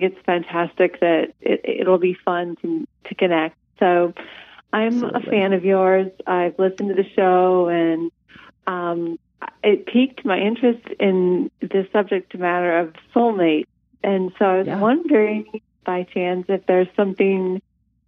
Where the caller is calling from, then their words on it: South Bend, Indiana, United States; I'm calling from South Bend, Indiana